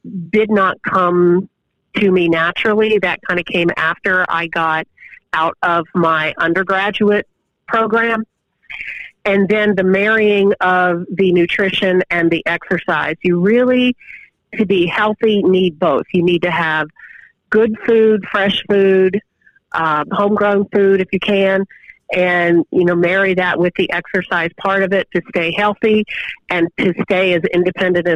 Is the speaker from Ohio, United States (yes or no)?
yes; Houston, Ohio, United States; moved away as an adult; also born or lived in Upstate New York / Louisville, Kentucky / Georgia; I was born and raised in Houston, Ohio, raised on a farm.